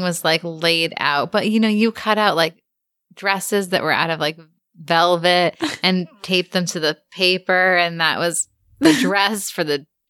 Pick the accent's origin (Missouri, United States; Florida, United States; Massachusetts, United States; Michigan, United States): Massachusetts, United States; Cape Cod; we grew up on Cape Cod, which is a big retirement community